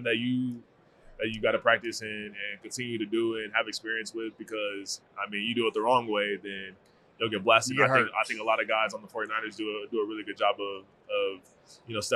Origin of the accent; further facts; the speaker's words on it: Arizona, United States; I'm from Arizona